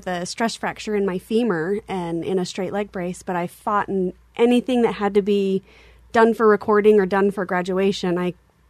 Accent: Salt Lake City, Utah, United States; I am actually born and raised in Utah

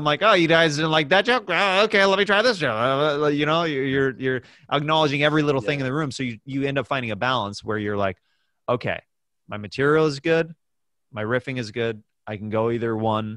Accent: Kansas City, Kansas, United States; born or raised there

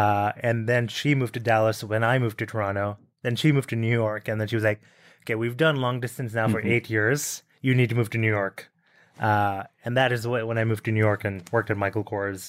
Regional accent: Bahrain; also born or lived in New Delhi, India; I was born in India, born in New Delhi, actually. And when I was five, my parents moved to Bahrain, which is a tiny island in the Middle East, sort of surrounded by the Arabian Sea.

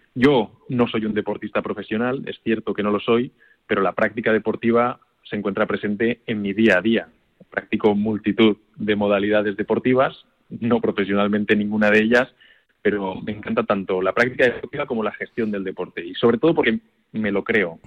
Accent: Valencia, Valencian Community, Spain; como es mi tierra

